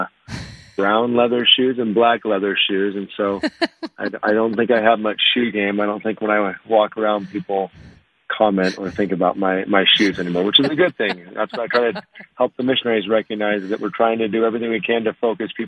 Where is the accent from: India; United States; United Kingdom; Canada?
United States; Ashland, Oregon; I grew up in Ashland, Oregon, which is a small town on the California border